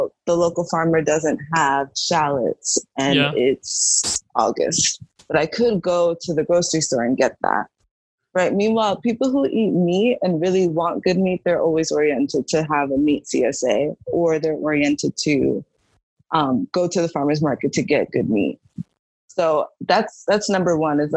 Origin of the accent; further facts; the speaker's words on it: United States; I'm American